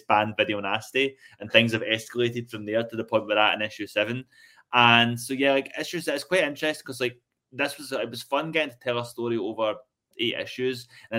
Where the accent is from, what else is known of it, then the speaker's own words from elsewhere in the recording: Rutherglen, Scotland, United Kingdom; that's like my hometown.